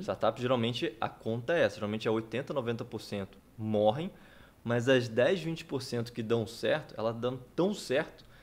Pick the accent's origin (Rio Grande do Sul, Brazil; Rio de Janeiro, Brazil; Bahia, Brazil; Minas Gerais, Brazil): Rio de Janeiro, Brazil; Campos dos Goytacazes; moved away; Sou empreendedor, sou daqui de Campos, tenho 37 anos